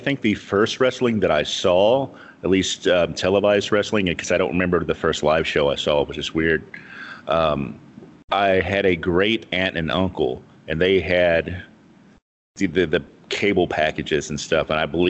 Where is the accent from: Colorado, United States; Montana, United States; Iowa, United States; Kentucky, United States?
Kentucky, United States; Marion; I was born in Western Kentucky in a little town called Marion, which is probably about 400 miles or so from Memphis.